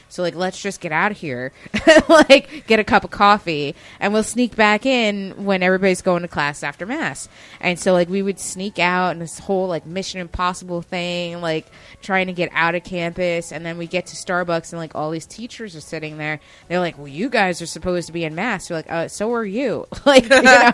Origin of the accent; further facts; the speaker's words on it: Westchester, New York, United States; I didn't grow up in the city. I grew up in Westchester